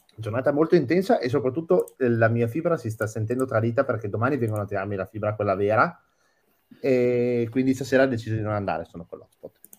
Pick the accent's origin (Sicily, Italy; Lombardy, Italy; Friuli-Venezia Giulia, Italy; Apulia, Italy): Friuli-Venezia Giulia, Italy; da friulano, non triestino